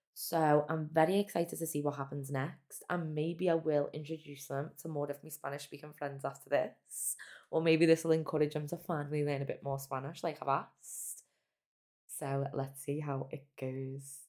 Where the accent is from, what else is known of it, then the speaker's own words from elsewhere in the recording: Liverpool, North West England, United Kingdom; I'm from Liverpool, England.